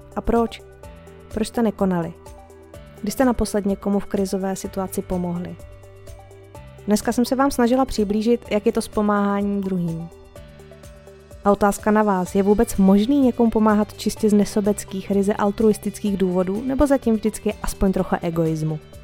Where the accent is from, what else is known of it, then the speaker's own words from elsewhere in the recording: Czechia; my Češi